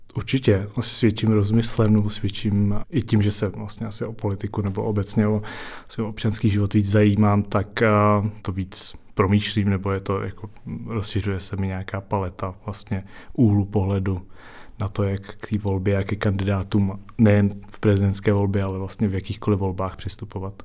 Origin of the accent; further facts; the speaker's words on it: Prague, Czechia; pocházím z Prahy, žiju v Praze